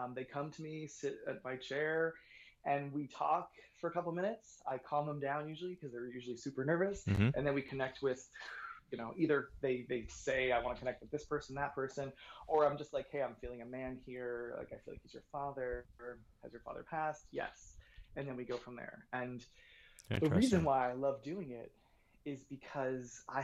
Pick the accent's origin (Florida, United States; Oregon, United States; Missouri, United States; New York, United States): New York, United States; moved away as an adult; also born or lived in Boston / Los Angeles; I was born in Boston, grew up in New York